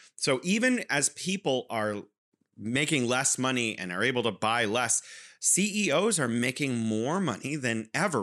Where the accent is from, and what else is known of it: California, United States; now in Wuhan, China